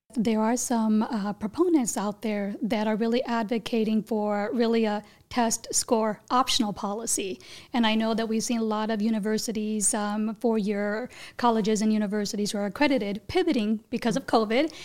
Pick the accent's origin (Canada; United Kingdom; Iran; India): India; I was born in India